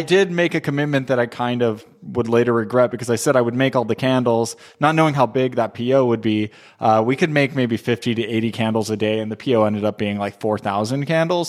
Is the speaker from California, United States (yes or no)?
yes; Southern California, United States; moved away as an adult; also born or lived in Texas; I'm from Southern California, but I moved to Texas in 2004